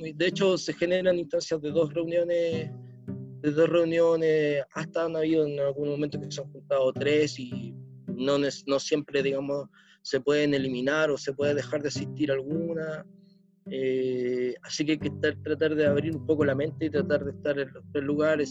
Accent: Chile; nosotros como chilenos somos más prácticos

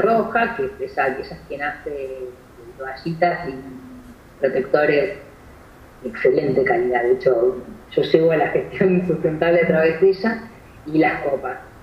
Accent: Argentina; de donde yo vengo, insisto que siempre es del interior

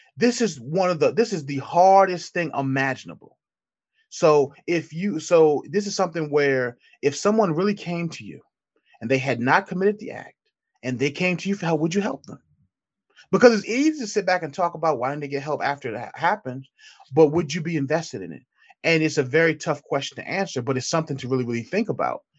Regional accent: Petersburg, Virginia, United States; now in Richmond, United States; I'm born and raised in, uh, Petersburg, Virginia

